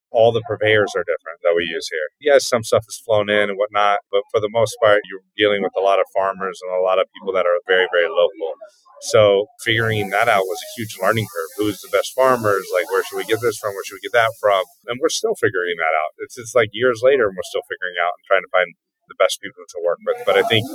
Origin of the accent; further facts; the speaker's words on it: Northern California, United States; moved away as an adult; now in Los Angeles, United States; I'm a chef from Northern California.